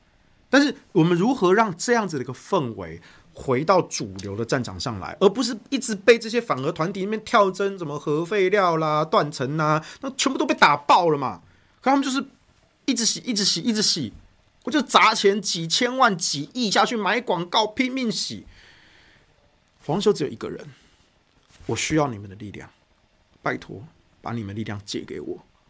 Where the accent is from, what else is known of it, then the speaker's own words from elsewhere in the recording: central-southern Taiwan, Taiwan; now in Taipei, Taiwan; 媒体不报，你们北部人不知道，我们南部人、中部人就是每一天吸空污，每一天得肺癌，我们也很可怜啊。虽然我住台北，但是我没有一刻忘记我们中南部的乡亲每一天。